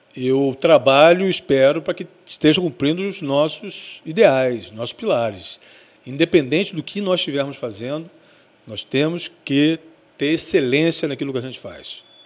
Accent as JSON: {"language": "Portuguese", "region": "Rio de Janeiro", "country": "Brazil", "tie": "born or raised there", "moved": "yes", "lives_now": "Espírito Santo, Brazil", "said": "Eu morava, eu sou carioca, e eu morava num lugar muito de difícil acesso"}